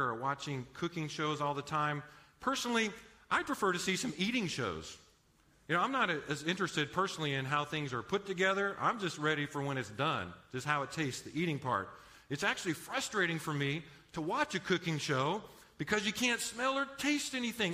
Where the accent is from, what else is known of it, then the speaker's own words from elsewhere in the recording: Los Angeles, California, United States; moved away as an adult; now in San Antonio, United States; I actually grew up in Los Angeles area. Now, I tell people I'm not quite from East L.A. I'm from Far East L.A.